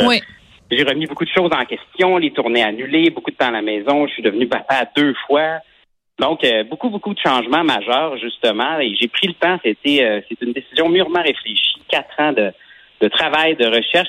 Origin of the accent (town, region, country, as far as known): Quebec, Canada